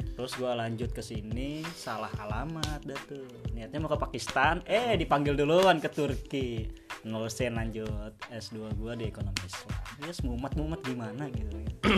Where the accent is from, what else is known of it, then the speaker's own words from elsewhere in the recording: Jakarta, Indonesia; moved away as an adult; also born or lived in Magelang; now in Turkey; Gue ini asli Jakarta Selatan